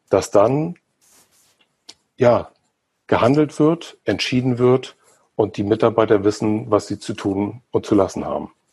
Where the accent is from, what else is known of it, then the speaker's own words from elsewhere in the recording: Mecklenburg-Vorpommern, Germany; Gerade hier in dem Flächenland recht dünn besiedelt. Mecklenburg-Vorpommern, wo ich herkomme